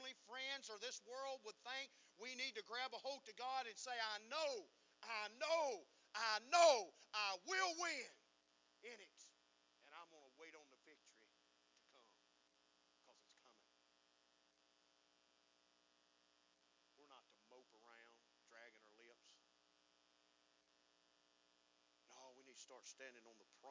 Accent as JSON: {"language": "English", "country": "United States", "said": "we as American people"}